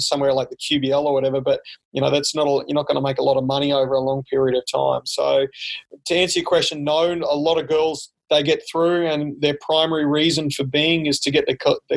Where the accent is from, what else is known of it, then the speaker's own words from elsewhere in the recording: Brisbane, Queensland, Australia; moved away as an adult; also born or lived in Bundaberg; now in Pullman, United States; I'm from Brisbane